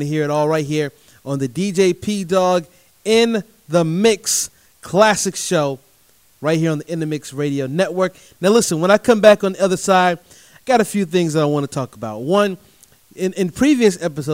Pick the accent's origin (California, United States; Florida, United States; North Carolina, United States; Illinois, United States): North Carolina, United States; Durham; my hometown of Durham, North Carolina